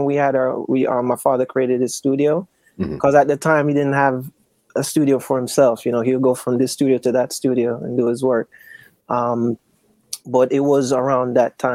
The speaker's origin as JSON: {"language": "English", "town": "Kingston", "country": "Jamaica", "tie": "born or raised there", "said": "grew up in Kingston, Jamaica"}